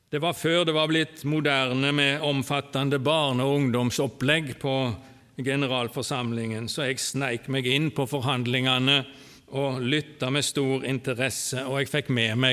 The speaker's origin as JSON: {"language": "Norwegian", "town": "Åkrehamn", "region": "Rogaland", "country": "Norway", "tie": "born there", "said": "Jeg er født på Karmøy, Åkrahamn. Der bodde òg farfar og farmor og min fars slekt fram til jeg var godt voksen."}